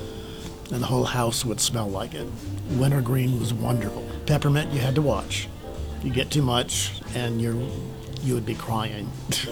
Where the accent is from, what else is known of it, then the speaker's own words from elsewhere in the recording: Calera, Alabama, United States; I am from Calera.